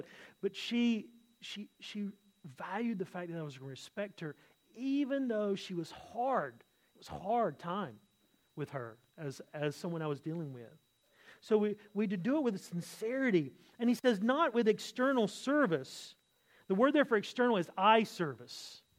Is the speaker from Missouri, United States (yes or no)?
no; California, United States; You know, I come from Southern California. I lived there for many years, and, you know, it's kind of that surfer culture.